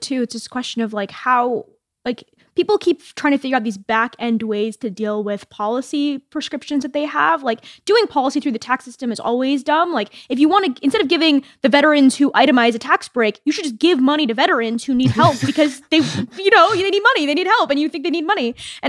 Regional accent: Maryland, United States; I grew up in Maryland.

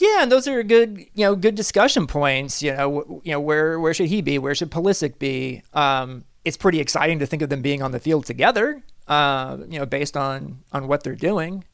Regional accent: Kansas City, United States; I'm from Kansas City.

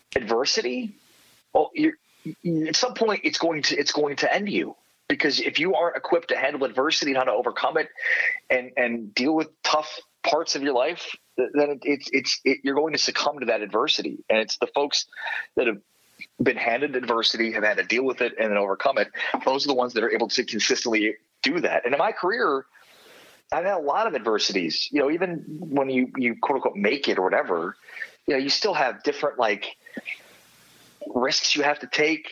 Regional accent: Chicago, Illinois, United States; moved away as an adult; also born or lived in Moberly, Missouri / Austin, Texas / San Antonio, Texas; growing up in Chicago and living in this tiny town.

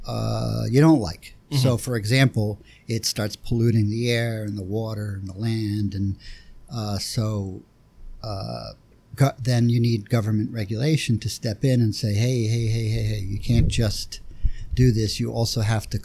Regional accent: Philadelphia, Pennsylvania, United States; I grew up in West Philly

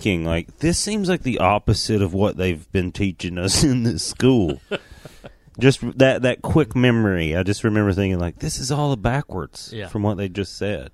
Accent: Crossville, Tennessee, United States; accent: southern; moved away as an adult; now in Los Angeles, United States; An hour and a half from where I grew up

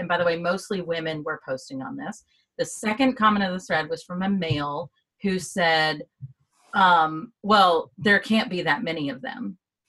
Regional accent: Bowling Green, Kentucky, United States; I grew up in this small town in Kentucky

